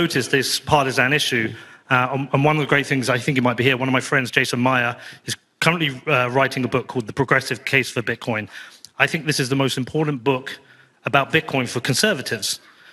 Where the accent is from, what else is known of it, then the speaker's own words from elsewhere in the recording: United Kingdom; Coming from the UK